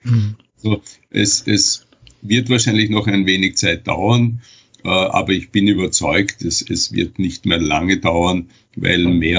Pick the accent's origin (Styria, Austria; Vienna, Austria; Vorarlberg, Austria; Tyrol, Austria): Vienna, Austria; und ich komme ja aus Wien